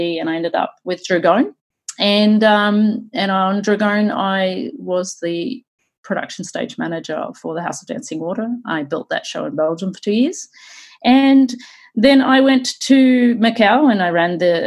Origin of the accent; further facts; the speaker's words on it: Australia; moved away; also born or lived in Sydney; I'm originally from Australia.